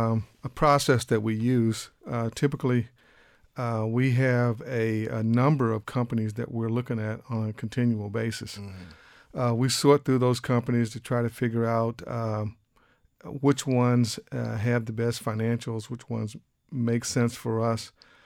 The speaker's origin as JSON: {"language": "English", "town": "Biloxi", "region": "Mississippi", "country": "United States", "tie": "born or raised there", "moved": "as an adult", "lives_now": "Austin, United States", "said": "I grew up in Mississippi, down in Biloxi, and I moved to Texas in 1979 here in Austin. And I pretty much have been here in Austin since 1979."}